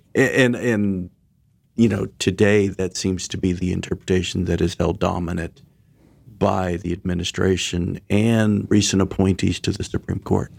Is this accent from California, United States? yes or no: yes; Orange County, California, United States; I grew up in Orange County, California